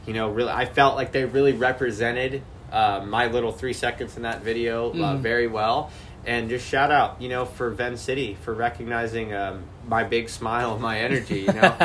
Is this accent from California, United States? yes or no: yes; Bay Area, California, United States; I'm from the Bay Area